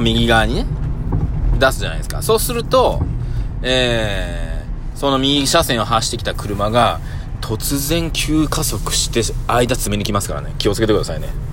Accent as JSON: {"language": "Japanese", "town": "Nagoya", "region": "Aichi", "country": "Japan", "said": "僕も名古屋人なんでね"}